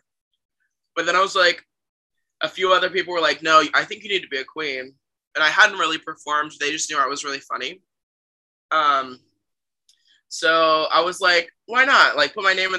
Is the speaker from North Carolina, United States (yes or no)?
no; Zanesville, Ohio, United States; moved away as an adult; also born or lived in Massachusetts; now in New York, United States; I'm from Zanesville, Ohio. It's about an hour southeast of Columbus, Ohio